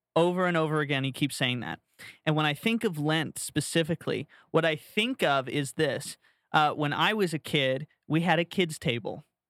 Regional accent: Florida, United States; growing up in Florida

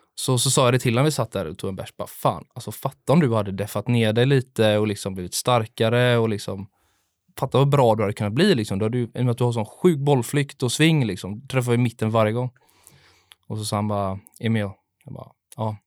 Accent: Gothenburg, Västra Götaland, Sweden; jag är också uppvuxen på Delsjön

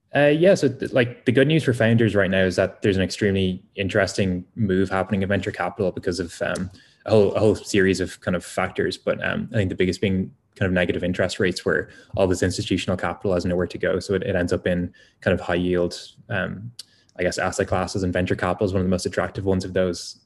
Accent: Ireland; as an Irish person

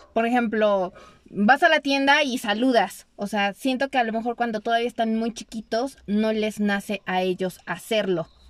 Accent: Mexico; a nosotros como mexicanos

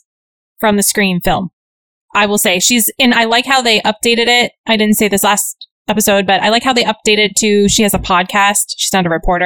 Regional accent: Texas, United States; I grew up in Texas

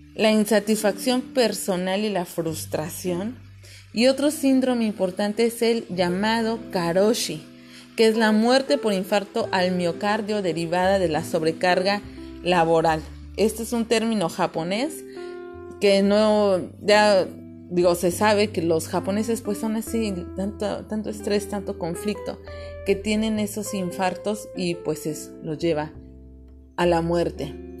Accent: Mexico City, Mexico; moved away as an adult; now in Cancún, Mexico; yo soy de la Ciudad de México, ahora tengo la fortuna de vivir en Cancún

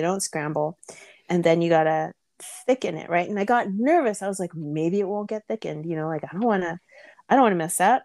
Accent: California, United States; I grew up in California

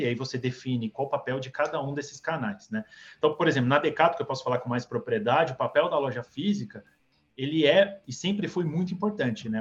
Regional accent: Santos, São Paulo, Brazil; Eu vim de Santos, Lucas, é, nasci lá

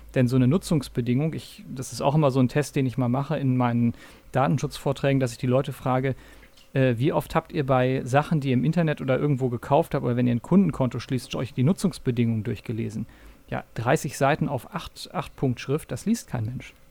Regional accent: North Rhine-Westphalia, Germany; in diesem kleinen 15.000 Personen Örtchen, also wirklich kein, große, kein großer Ort in äh, Nordrhein-Westfalen in der Nähe von Münster, wo ich aufgewachsen bin

